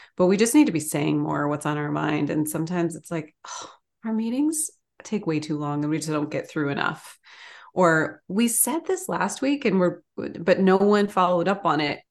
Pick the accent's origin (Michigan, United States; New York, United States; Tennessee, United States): Michigan, United States; Ann Arbor; I grew up in Ann Arbor, Michigan.